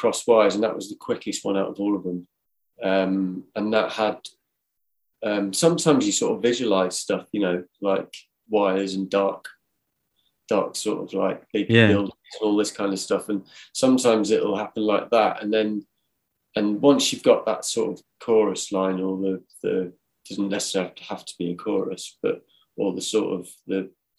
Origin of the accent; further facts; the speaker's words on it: Cornwall, South West England, United Kingdom; moved away; also born or lived in Manchester; I grew up in Cornwall